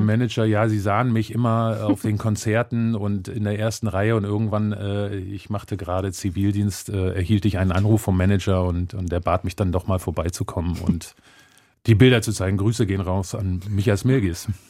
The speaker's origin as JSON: {"language": "German", "country": "Germany", "said": "ich als Deutscher, als Weißer"}